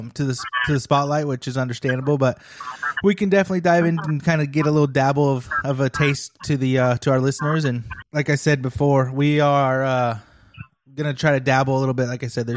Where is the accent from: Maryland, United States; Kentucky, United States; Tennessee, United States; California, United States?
California, United States; near Hangtown; moved away as an adult; now in Indiana, United States; I grew up near Hangtown